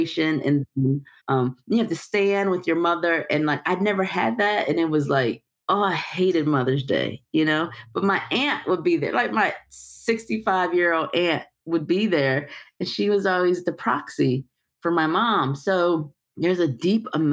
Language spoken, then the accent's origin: English; Detroit, Michigan, United States; I'm from Detroit, the fact that I was raised by these types of matriarchal women, the fact that I was raised in church.